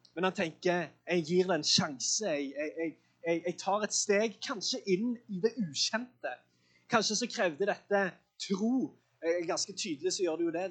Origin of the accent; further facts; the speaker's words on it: Sandnes, Rogaland, Norway; jeg er fra Sandnes